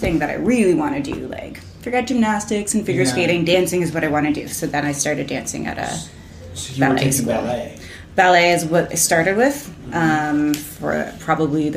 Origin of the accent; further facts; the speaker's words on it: Oakville, Ontario, Canada; now in Toronto, Canada; I grew up in Oakville